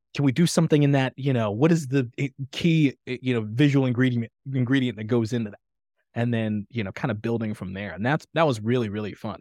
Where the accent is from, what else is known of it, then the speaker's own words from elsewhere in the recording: Tanzania; moved away; I grew up in Tanzania, East Africa